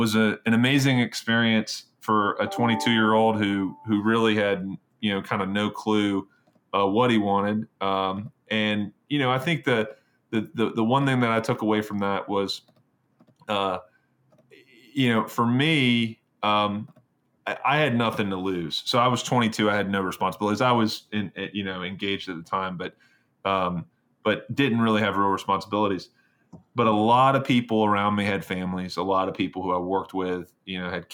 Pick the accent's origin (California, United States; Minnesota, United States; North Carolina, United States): North Carolina, United States; Greensboro; born or raised there; moved away as an adult; also born or lived in Virginia / New York